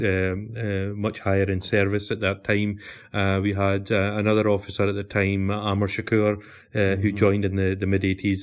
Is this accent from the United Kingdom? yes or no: yes; Glasgow, Scotland, United Kingdom; I was born and bred in Glasgow in uh, 1972